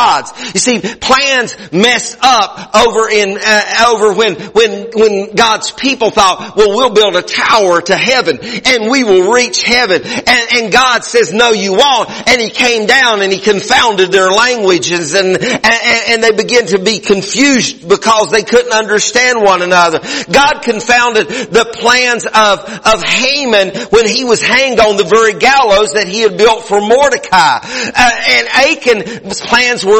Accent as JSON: {"language": "English", "country": "United States"}